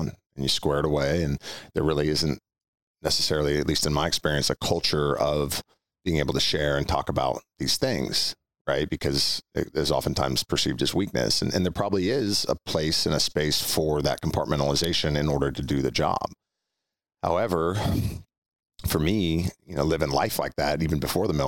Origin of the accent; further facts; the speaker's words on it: Orinda, California, United States; also born or lived in Walnut Creek; grew up in a town called Orinda, which is just east of Oakland and Berkeley.